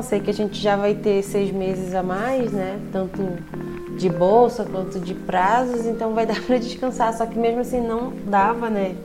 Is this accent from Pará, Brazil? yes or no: yes; Belém, Pará, Brazil; moved away as an adult; also born or lived in Rio de Janeiro; now in Paraná, Brazil; Eu sou de Belém, né, sou do Pará